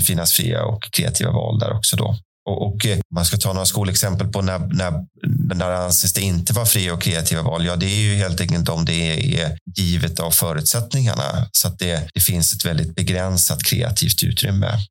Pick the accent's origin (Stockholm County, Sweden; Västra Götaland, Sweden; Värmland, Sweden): Stockholm County, Sweden; Tullinge; Jag är från, eh, Tullinge, som ligger cirka två mil söder om Stockholm